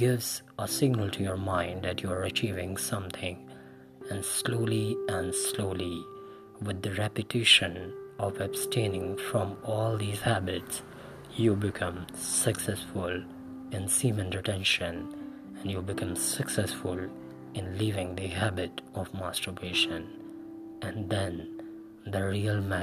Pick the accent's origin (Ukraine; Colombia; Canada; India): India; I'm from India